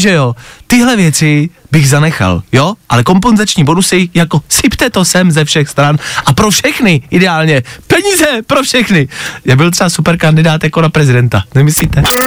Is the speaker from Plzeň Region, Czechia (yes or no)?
yes; Plzeň, Plzeň Region, Czechia; Já jsem kluk z Plzně